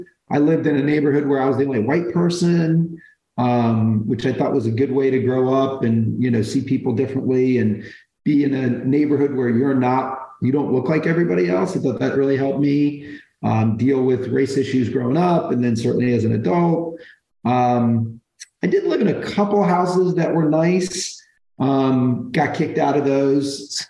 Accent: Brooklyn, New York, United States; born there; I was born in Brooklyn. I was kind of a young teenager, not on the right track. So she gave me up early. I wound up living in about 15 homes growing up, different homes

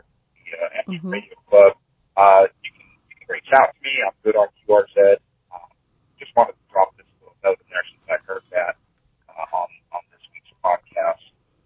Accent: Chicago, Illinois, United States; now in Texas, United States; I'm here in Texas. I don't want White Christmas ever again. I grew up in Chicago, and I had 20 years of White Christmases.

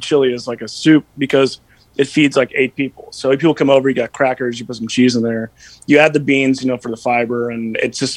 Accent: Texas, United States; my dad's from Minnesota, my mom's from Washington State. They moved here in the 70s. I was born in Texas

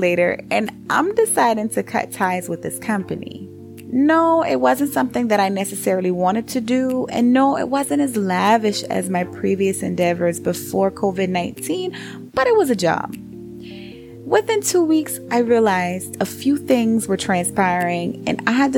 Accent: Charleston, South Carolina, United States; growing up on Dorchester Road in Charleston, South Carolina

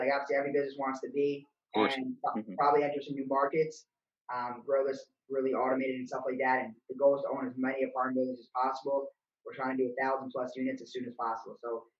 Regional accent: Bronx, New York, United States; And then I was from the Bronx, New York.

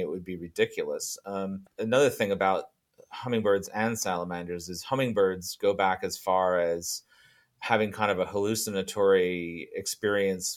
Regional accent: Fiji; moved away; when I was growing up in Fiji

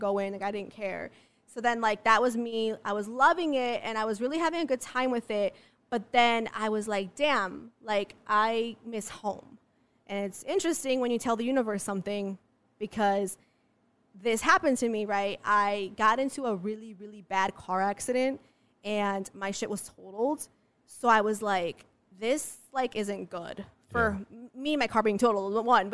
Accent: Chicago, Illinois, United States; moved away as an adult; also born or lived in Los Angeles; I'm from Chicago, but I worked in LA for 2 years.

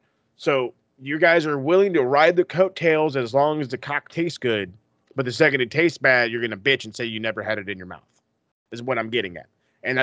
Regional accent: Canada; Because we're Canadian.

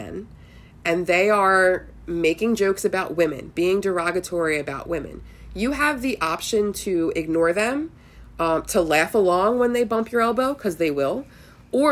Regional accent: Philadelphia, Pennsylvania, United States; Growing up in Northeast Philly

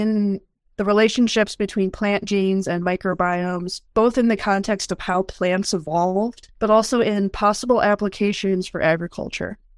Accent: Michigan, United States; moved away as an adult; also born or lived in North Carolina; now in Kansas, United States; I grew up in Michigan

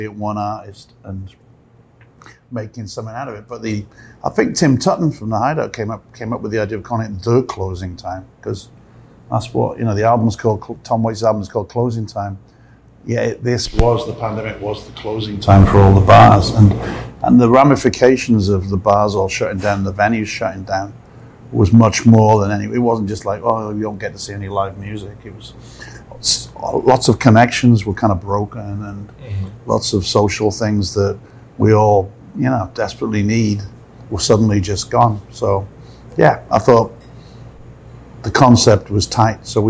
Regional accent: Newport, Wales, United Kingdom; Newport, my hometown

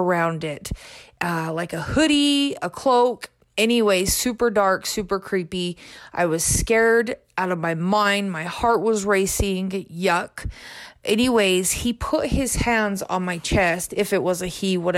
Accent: Payson, Utah, United States; I am from Payson, Utah. I grew up in a little

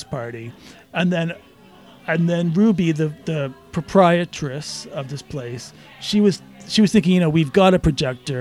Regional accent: Canada; moved away; I'm Canadian, and I grew up watching SCTV.

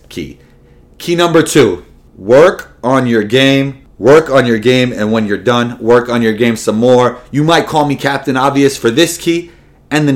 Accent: New York City, New York, United States; was born and raised in New York City, Riverdale in the Bronx to be exact.

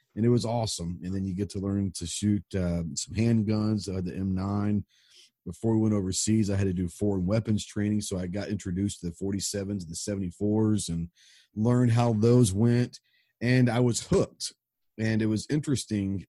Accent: Dallas, Texas, United States; I grew up in Dallas

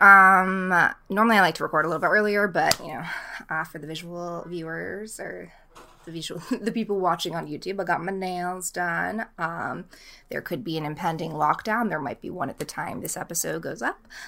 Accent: Boston, Massachusetts, United States; moved away; also born or lived in Los Angeles / Vermont; Boston is my hometown

